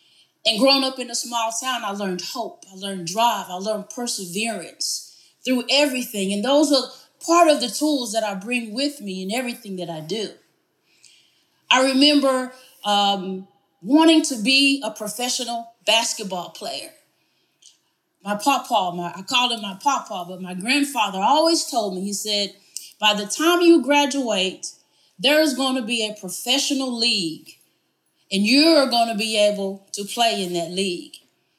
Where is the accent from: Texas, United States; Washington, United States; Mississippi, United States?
Texas, United States; Morton; I look back where I grew up in Morton, Texas, I realized there's so much more to that story than I ever appreciated growing up. Morton is a very small community